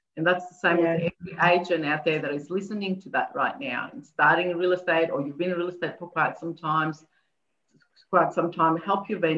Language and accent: English; Athens, Attica, Greece; moved away; I was born in Greece, in Athens